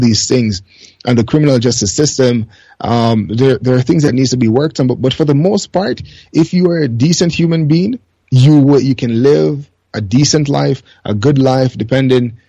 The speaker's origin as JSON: {"language": "English", "country": "Jamaica", "tie": "born or raised there", "also_born_or_lived": "Canada", "moved": "as an adult", "lives_now": "Japan", "said": "I grew up in Jamaica"}